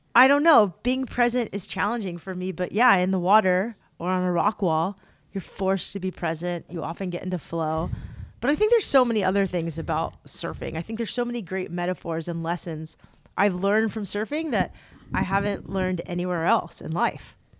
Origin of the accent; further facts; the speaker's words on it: San Diego, California, United States; I grew up in San Diego